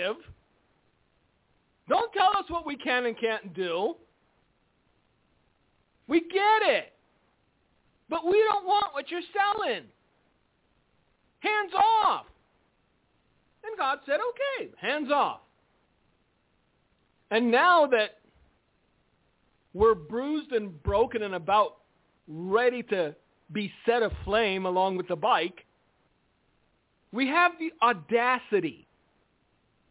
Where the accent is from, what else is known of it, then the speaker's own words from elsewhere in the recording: United States; we're America, and we're Americans, and we're American Christians